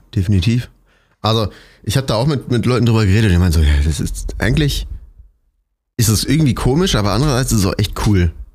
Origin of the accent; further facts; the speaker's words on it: Cologne, North Rhine-Westphalia, Germany; moved away; in meiner Heimat in Köln